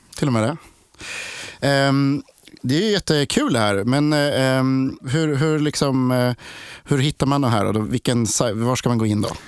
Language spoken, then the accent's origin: Swedish; Linköping, Östergötland, Sweden; Jag, jag är också från Linköping. Eller jag är från Linköping.